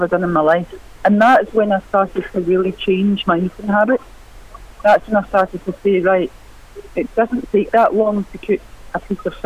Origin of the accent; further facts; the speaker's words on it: Glasgow, Scotland, United Kingdom; I grew up in East End of Glasgow